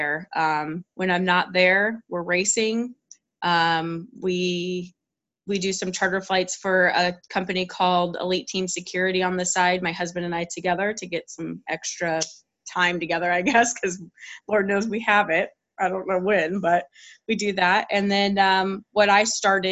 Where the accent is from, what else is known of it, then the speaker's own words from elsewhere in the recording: Tucson, Arizona, United States; also born or lived in Chicagoland area / Scottsdale, Arizona; now in Peoria, United States; I was actually born and raised in Tucson